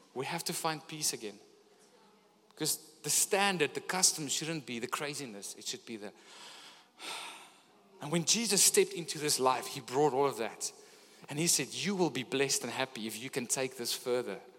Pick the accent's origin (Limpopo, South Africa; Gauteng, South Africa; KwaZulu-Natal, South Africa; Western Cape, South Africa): Gauteng, South Africa; Pretoria; now in Gordons Bay, South Africa; Coming from up north, growing up in Pretoria